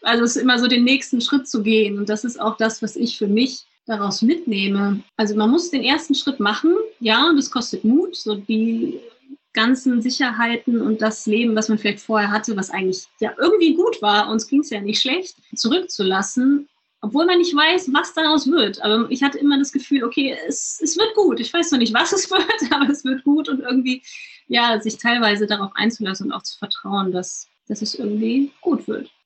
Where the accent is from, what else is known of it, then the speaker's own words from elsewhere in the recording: Germany; bei uns in Deutschland